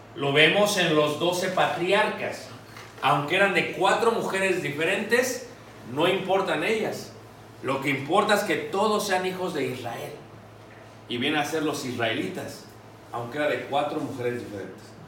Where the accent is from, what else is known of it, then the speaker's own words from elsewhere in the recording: Mexico City, Mexico; yo me crié en Ciudad de México